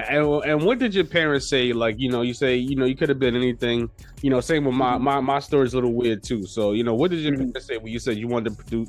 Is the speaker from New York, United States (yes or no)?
yes; New York City, New York, United States; Now, New York, you know, we native New Yorkers